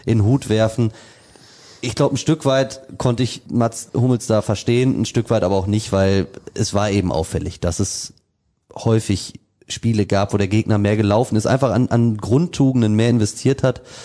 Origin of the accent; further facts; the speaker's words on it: Münster, North Rhine-Westphalia, Germany; ich komme aus Münster